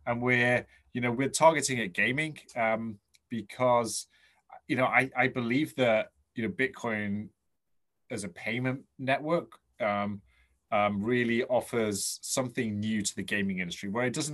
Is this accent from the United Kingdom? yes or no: yes; England, United Kingdom; I'm English